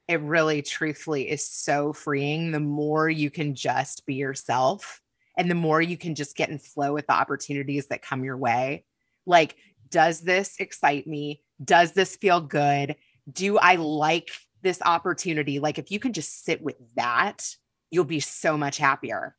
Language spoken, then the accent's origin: English; Kentucky, United States; moved away; I grew up in Kentucky